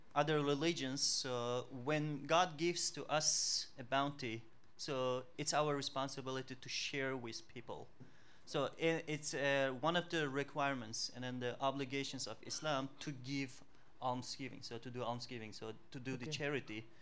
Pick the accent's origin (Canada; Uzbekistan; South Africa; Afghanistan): Uzbekistan; English is a second language; moved away as an adult; also born or lived in United States / Nigeria / Indonesia / Turkey; now in Dominican Republic; Originally, originalmente nosotros de Uzbekistán. From Uzbekistan